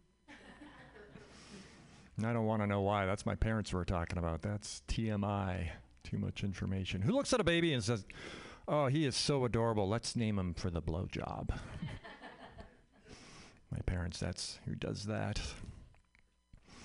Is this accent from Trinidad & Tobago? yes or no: no; Canada; now in United States; I'm Canadian. I grew up in Canada